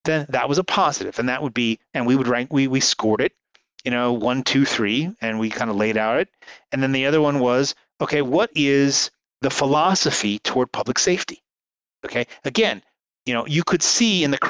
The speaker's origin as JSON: {"language": "English", "region": "New York area", "country": "United States", "tie": "born or raised there", "said": "I grew up in the New York area in the 1970s"}